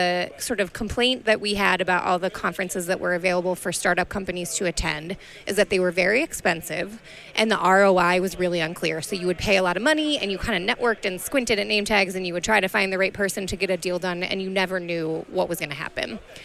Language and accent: English; Wisconsin, United States; I am from Wisconsin